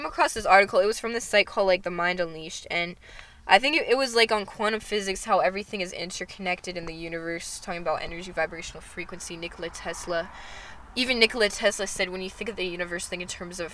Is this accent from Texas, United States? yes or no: yes; Fort Worth, Texas, United States; moved away; also born or lived in North Carolina; I was born in Fort Worth